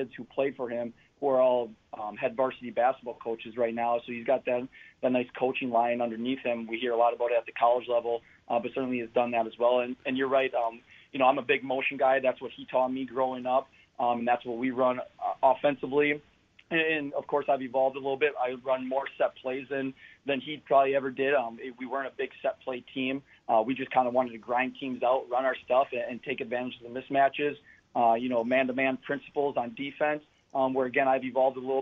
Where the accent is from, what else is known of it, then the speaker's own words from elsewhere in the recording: Slinger, Wisconsin, United States; also born or lived in Jefferson; now in Cedarburg, United States; I grew up in Slinger, went to Carroll University